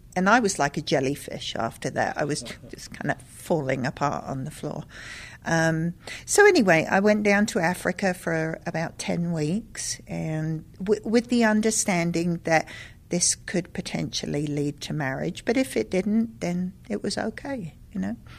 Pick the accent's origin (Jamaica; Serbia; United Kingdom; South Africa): United Kingdom; London; moved away; also born or lived in Lesotho; growing up in London